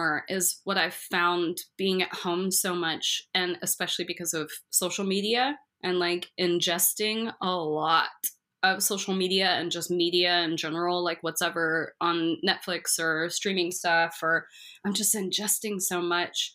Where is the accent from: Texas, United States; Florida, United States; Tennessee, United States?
Texas, United States; moved away as an adult; also born or lived in San Diego, California; I'm like Texan, just moved there.